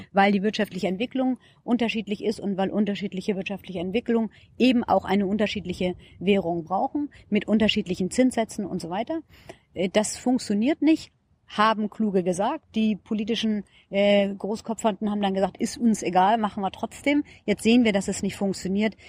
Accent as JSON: {"language": "German", "region": "Schleswig-Holstein", "country": "Germany", "tie": "born or raised there", "also_born_or_lived": "Heidelberg", "moved": "as an adult", "lives_now": "Berlin, Germany", "said": "Ich bin keine Berlinerin, ich komme aus Schleswig-Holstein"}